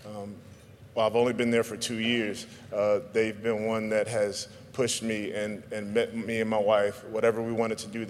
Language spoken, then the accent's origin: English; South Carolina, United States; I'm not all the way from Africa like Akbar, but I'm from South Carolina